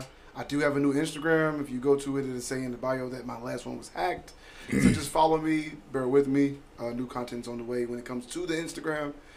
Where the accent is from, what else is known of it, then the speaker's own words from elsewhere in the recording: Louisville, Kentucky, United States; I was raised in Louisville